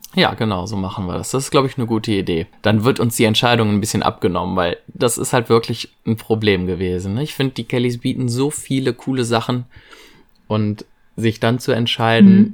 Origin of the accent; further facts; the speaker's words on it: Viersen, North Rhine-Westphalia, Germany; Ich komme aus Viersen, das ist in der Nähe von Mönchengladbach in Nordrhein-Westfalen